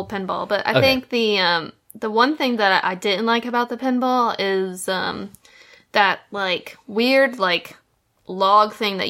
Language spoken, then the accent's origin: English; Kentucky, United States; I'm from Kentucky